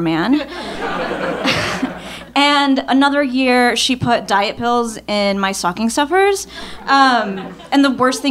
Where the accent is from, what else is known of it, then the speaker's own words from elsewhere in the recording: Southern California, United States; I grew up in Southern California